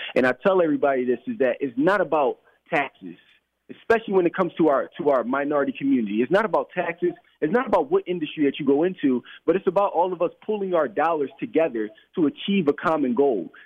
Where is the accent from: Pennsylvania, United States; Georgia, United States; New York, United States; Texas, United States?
Pennsylvania, United States; Philadelphia; I grew up in Philadelphia uh, my entire life